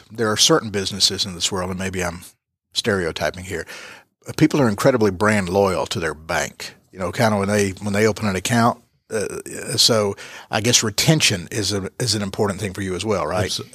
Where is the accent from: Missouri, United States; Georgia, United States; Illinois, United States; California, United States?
Georgia, United States; Armuchee; born there; I was born in Armuchee.